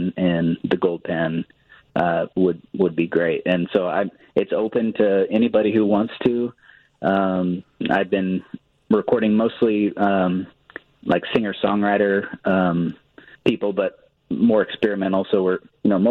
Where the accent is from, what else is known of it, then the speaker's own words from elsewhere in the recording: Hillsboro, Illinois, United States; also born or lived in Denver; open a studio in downtown Hillsborough.